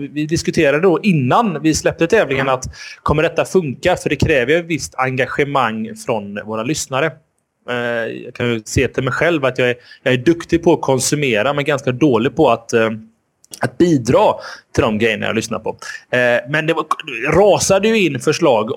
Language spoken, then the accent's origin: Swedish; Gothenburg, Västra Götaland, Sweden; vi är göteborgare